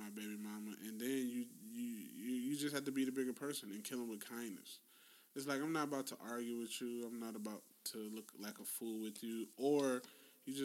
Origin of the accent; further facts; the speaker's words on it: the South, United States; we're from the South. We're from the conservative South.